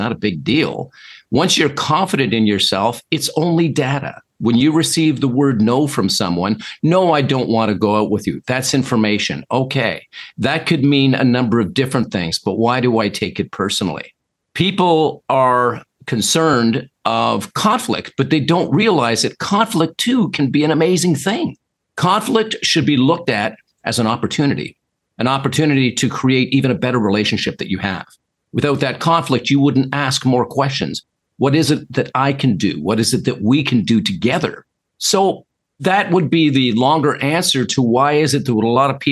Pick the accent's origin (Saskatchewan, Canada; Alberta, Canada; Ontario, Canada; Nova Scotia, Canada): Ontario, Canada; Toronto; I'm from Toronto, Canada.